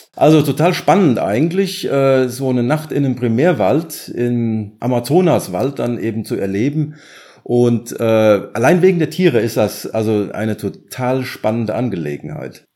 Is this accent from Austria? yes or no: no; Germany; wir gedacht haben als Deutscher